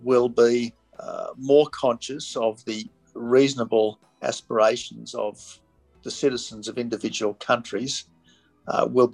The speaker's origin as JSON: {"language": "English", "country": "Australia", "said": "as an Australian"}